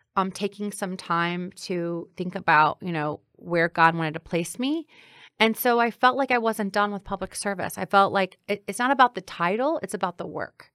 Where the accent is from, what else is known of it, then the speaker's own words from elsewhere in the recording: Granite City, Illinois, United States; now in Chicago, United States; growing up in Granite City